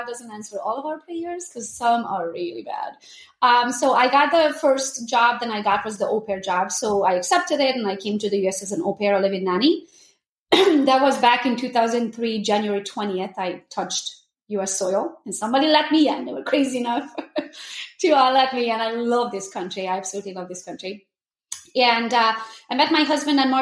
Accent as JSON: {"language": "English", "region": "Transylvania", "country": "Romania", "tie": "born or raised there", "moved": "as an adult", "lives_now": "United States", "said": "I'm Hungarian from Romania, Transylvania. I was born and raised there. I lived there until I was 21."}